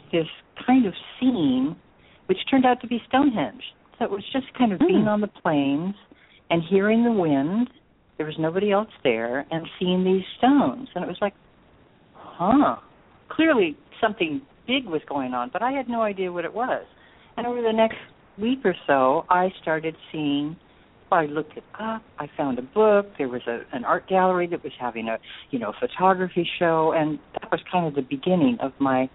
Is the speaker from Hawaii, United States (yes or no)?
yes; Hawaii, United States; moved away; also born or lived in California; I grew up in Hawaii.